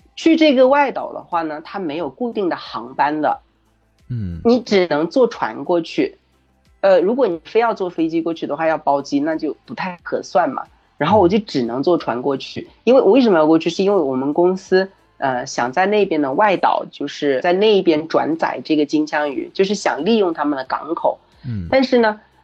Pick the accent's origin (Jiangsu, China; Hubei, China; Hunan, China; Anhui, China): Hunan, China; moved away as an adult; 我的故乡就是在湖南这个一个很普通的一个乡下，是丘陵地区